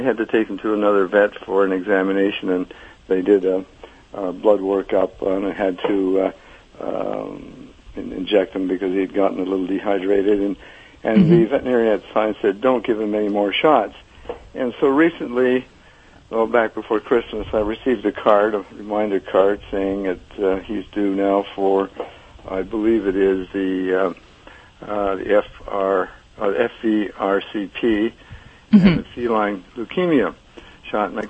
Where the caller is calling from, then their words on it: Sarasota, Florida, United States; uh, Sarasota, Florida.